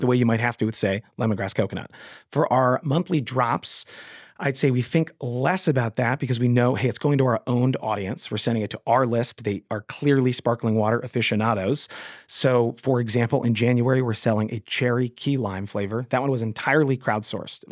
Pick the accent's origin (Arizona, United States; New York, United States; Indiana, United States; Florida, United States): New York, United States; Westchester County; I grew up in Westchester County where we didn't have a Wegmans at the time